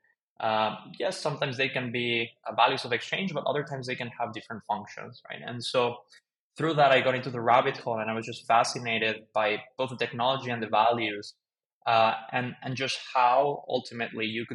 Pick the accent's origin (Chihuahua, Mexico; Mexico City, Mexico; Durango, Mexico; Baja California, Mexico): Mexico City, Mexico; moved away as an adult; also born or lived in United States; I grew up in Mexico City, lived there most of my life